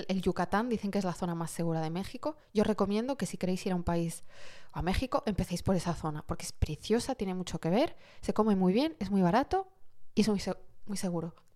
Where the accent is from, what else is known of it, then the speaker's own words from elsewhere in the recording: Morocco; moved away; yo soy de origen marroquí